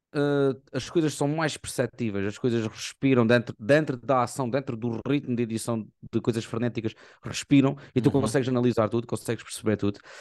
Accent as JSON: {"language": "Portuguese", "country": "Portugal", "said": "nós somos portugueses"}